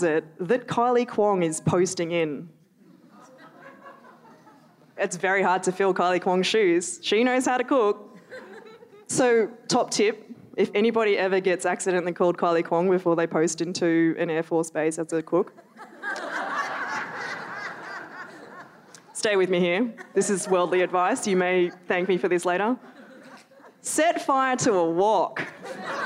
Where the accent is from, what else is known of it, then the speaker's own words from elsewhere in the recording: Melbourne, Victoria, Australia; I grew up in Melbourne